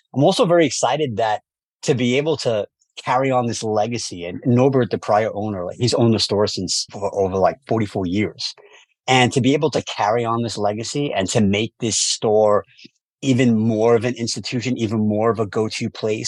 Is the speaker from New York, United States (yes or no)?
yes; New York City, New York, United States; growing up in New York City